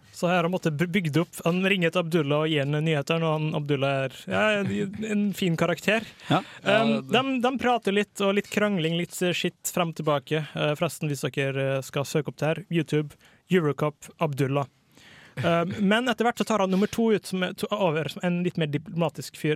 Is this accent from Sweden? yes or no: yes; Borås, Västra Götaland, Sweden; født i 1980 i Borås, som er der jeg vokste opp sjøl.